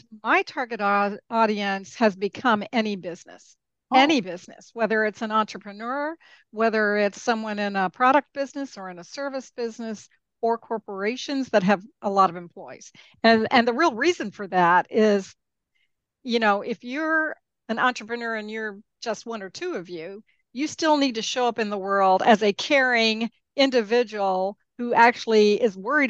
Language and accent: English; Peru; also born or lived in Mexico; I grew up in Peru and Mexico. I didn't grow up in the United States.